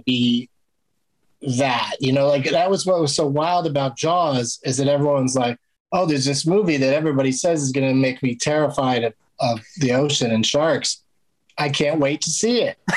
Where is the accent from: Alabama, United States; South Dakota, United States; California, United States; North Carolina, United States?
California, United States; San Diego; I grew up in San Diego, so we were at the beach all the time